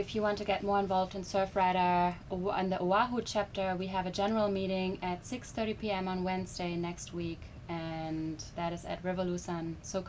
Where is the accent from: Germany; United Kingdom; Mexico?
Germany; now in Hawaii, United States; I'm from Germany and I'm a graduate student at UH.